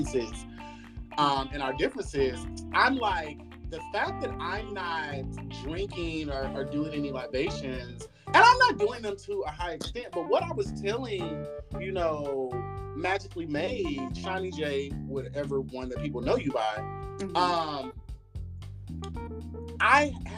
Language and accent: English; Midwest, United States; I grew up in Midwest and this is a Republican state